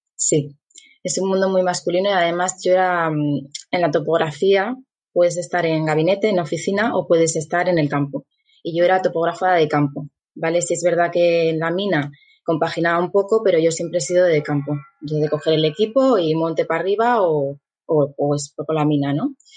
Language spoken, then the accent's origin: Spanish; Asturias, Spain; also born or lived in Guadalajara, Mexico / New Zealand; yo estudié en la Escuela Técnica de aquí de Mieres, soy de Asturias